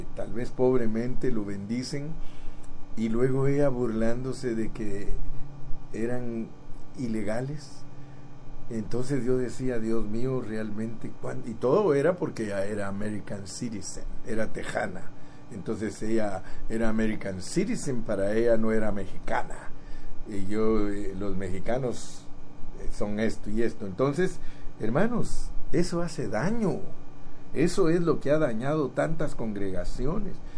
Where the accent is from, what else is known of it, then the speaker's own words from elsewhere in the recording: Guatemala; moved away; yo nací en Guatemala